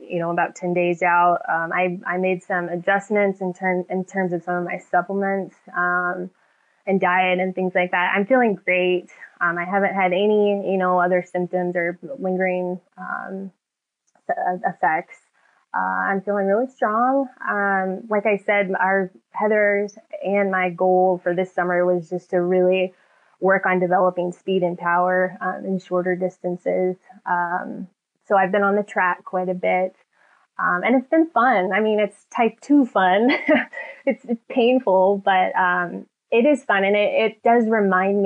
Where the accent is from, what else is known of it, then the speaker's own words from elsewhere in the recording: San Diego, California, United States; my hometown of San Diego